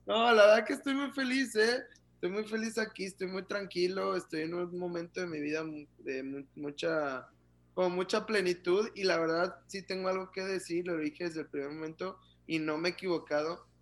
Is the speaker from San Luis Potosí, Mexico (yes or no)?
no; Guadalajara, Jalisco, Mexico; moved away as an adult; also born or lived in Mexico City / Frankfurt / Philadelphia / Doha; now in Ciudad Juárez, Mexico; yo que soy de Guadalajara